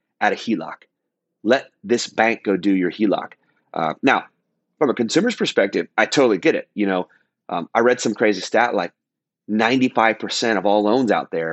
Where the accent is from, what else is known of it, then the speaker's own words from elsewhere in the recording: Dallas, Texas, United States; also born or lived in Fort Lauderdale, Florida; now in Orange County, United States; Dallas, my hometown